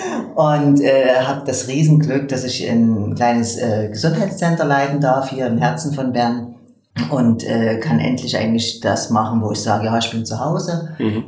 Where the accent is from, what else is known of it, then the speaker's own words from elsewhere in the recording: eastern Germany, Germany; moved away as an adult; also born or lived in Leipzig; now in Switzerland; ich komme aus dem Osten von Deutschland